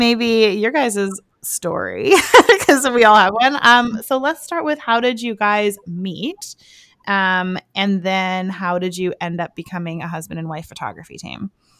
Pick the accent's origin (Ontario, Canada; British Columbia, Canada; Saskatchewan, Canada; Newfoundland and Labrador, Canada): British Columbia, Canada; Richmond; now in White Rock, Canada; I'm from Richmond, but I live in White Rock.